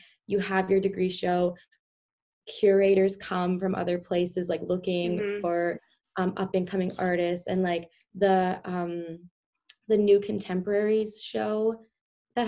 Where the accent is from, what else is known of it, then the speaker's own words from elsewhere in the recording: Canada; I'm from Canada